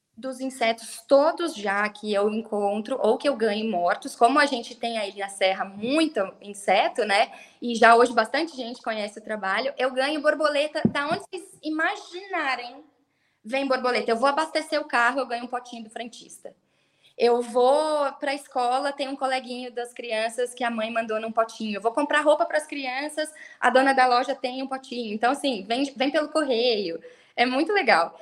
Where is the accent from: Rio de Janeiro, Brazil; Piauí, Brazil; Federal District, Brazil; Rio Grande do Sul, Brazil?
Federal District, Brazil; Brasília; moved away as an adult; also born or lived in Paraná / Gramado / Três Coroas / New Zealand; now in Brasília, Brazil; eu cresci em Brasília